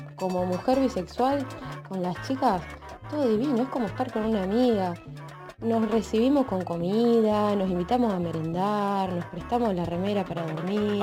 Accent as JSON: {"language": "Spanish", "town": "Bahía Blanca", "region": "Buenos Aires Province", "country": "Argentina", "said": "soy bonaerense, específicamente de Bahía Blanca."}